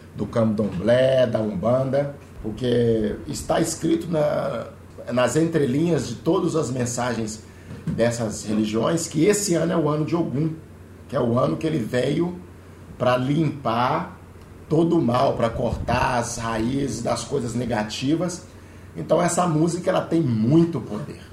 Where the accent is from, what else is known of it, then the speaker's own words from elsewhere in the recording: Belo Horizonte, Minas Gerais, Brazil; eu sou de Belo Horizonte